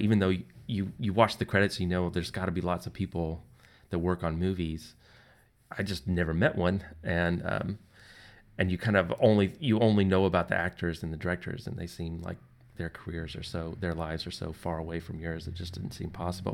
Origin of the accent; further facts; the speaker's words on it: just outside of Nashville, Tennessee, United States; I grew up just outside of Nashville